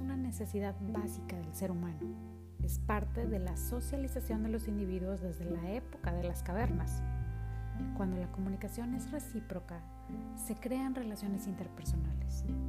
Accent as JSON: {"language": "Spanish", "town": "Monterrey", "region": "Nuevo León", "country": "Mexico", "tie": "born or raised there", "said": "Soy originaria de Monterrey, Nuevo León"}